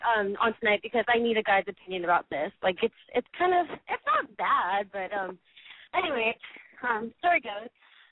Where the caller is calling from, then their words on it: Los Angeles, California, United States; I'm calling from Hollywood. I'm 28 years old.